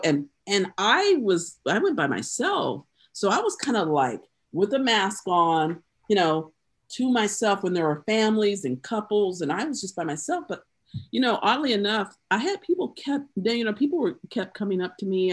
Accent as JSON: {"language": "English", "town": "Greenville", "region": "South Carolina", "country": "United States", "tie": "born or raised there", "also_born_or_lived": "Due West, South Carolina", "said": "my hometown, Greenville, South Carolina"}